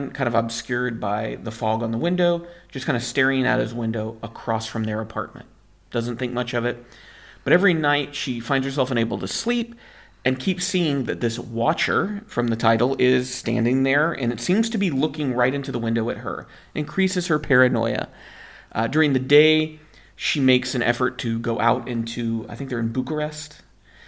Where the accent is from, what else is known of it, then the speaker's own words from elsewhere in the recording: United States; moved away; as an American